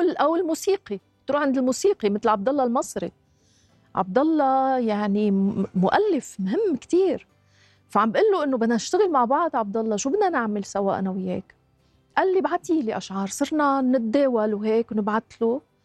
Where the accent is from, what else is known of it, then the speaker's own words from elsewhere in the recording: Lebanon; نحن عندنا بلبنان